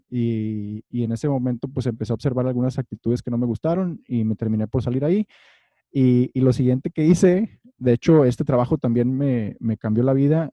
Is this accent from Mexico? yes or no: yes; Monterrey, Nuevo León, Mexico; moved away; yo como buen regio